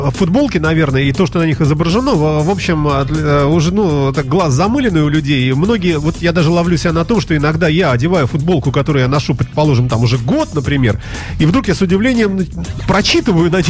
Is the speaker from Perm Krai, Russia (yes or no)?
no; Saint Petersburg, Russia; Я очень питерец